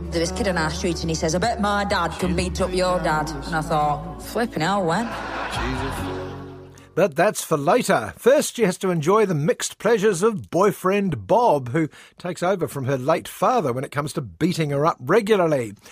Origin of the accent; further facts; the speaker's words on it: Rotherham, Yorkshire and the Humber, United Kingdom; But then again, I'm from Rotherham, so it's, um, it's nice to be anywhere.